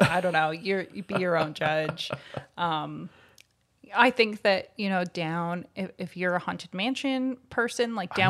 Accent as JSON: {"language": "English", "country": "Canada", "said": "Well, we're Canadian, so it's just not, that's not going to happen."}